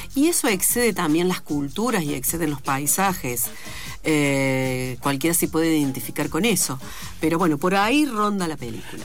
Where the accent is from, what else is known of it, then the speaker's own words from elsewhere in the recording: Córdoba, Argentina; yo soy de Córdoba